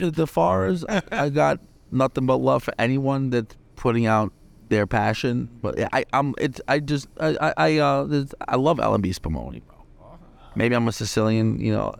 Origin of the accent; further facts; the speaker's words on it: New York City, New York, United States; I grew up in the Bronx.